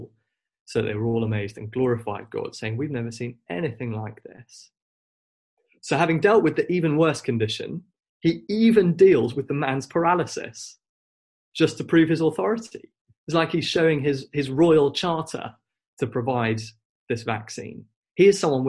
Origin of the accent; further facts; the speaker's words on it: Wolverhampton, West Midlands, United Kingdom; I grew up in Wolverhampton, where my family